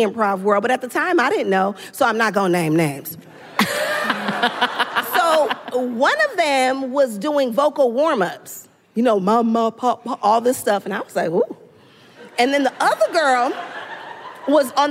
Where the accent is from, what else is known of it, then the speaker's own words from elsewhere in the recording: Los Angeles, California, United States; I'm from South Central